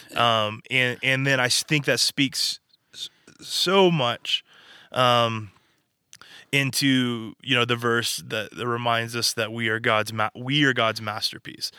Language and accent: English; Arkansas, United States; moved away as an adult; now in California, United States; we're from Arkansas